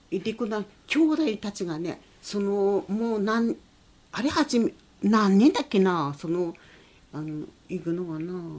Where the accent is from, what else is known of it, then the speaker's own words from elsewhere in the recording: Yokohama, Aomori, Japan; also born or lived in Iturup (Etorofu) Island / Kushiro; 横浜町でも一緒に暮らした人がいるんだけどもあのエドルフ